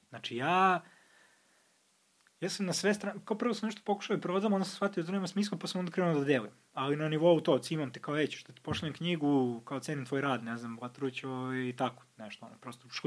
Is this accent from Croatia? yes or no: no; Pančevo, Vojvodina, Serbia; ja iz Pančeva